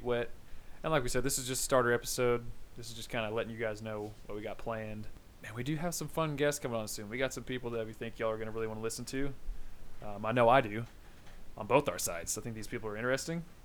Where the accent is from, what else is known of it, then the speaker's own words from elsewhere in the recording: Eufaula, Oklahoma, United States; now we have two Subways in our hometown